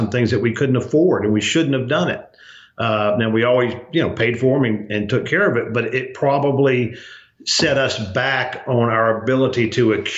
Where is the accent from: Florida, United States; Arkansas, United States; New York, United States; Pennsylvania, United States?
Arkansas, United States; also born or lived in Louisiana; raised in Arkansas